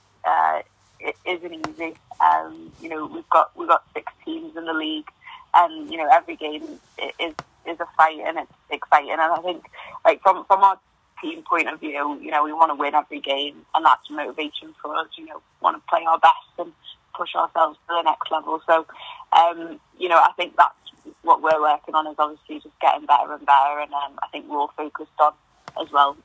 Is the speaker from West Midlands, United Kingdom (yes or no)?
no; the Wirral, North West England, United Kingdom; moved away; close to where I'm from, because I'm from the Wirral.